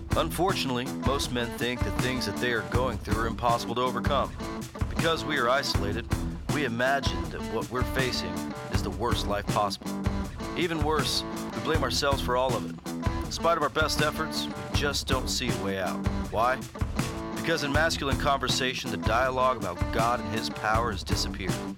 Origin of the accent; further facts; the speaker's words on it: United States; I was born and raised in the United States